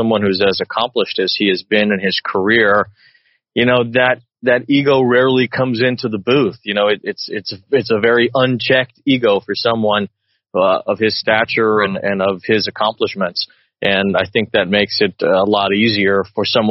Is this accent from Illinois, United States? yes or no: yes; Chicago, Illinois, United States; I grew up in Chicago